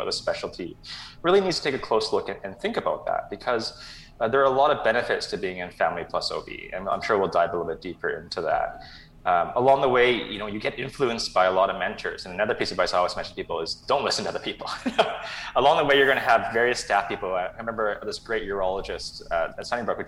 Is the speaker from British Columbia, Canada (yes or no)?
yes; Vancouver, British Columbia, Canada; also born or lived in Toronto / Kelowna; I was born and raised in Vancouver